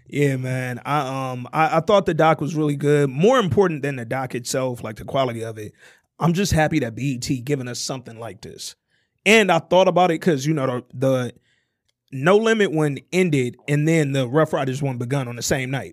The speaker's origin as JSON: {"language": "English", "town": "Oak Park", "region": "Michigan", "country": "United States", "tie": "born or raised there", "also_born_or_lived": "Alabama", "said": "walking to Scotia Stop right here in Oak Park."}